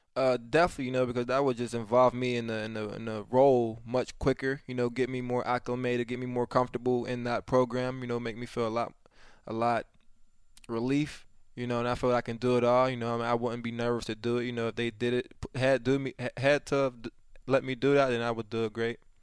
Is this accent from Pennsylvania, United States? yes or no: yes; Pittsburgh, Pennsylvania, United States; my hometown